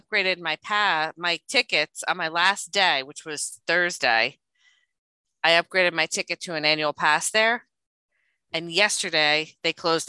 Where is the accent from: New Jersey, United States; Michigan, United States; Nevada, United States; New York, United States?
New Jersey, United States; I'm from Jersey.